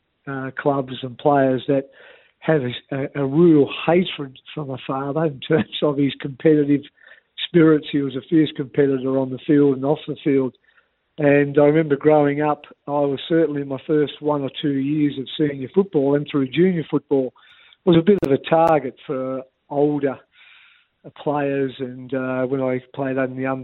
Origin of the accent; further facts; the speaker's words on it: Canberra, Australian Capital Territory, Australia; moved away as an adult; also born or lived in Hobart, Tasmania / Devonport, Tasmania; So we moved to Canberra when I was 9